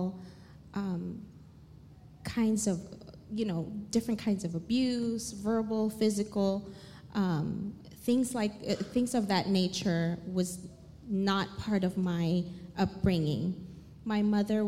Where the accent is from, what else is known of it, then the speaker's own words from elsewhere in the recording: Philippines; moved away as an adult; I grew up in the Philippines. I lived there until I was 19 and something.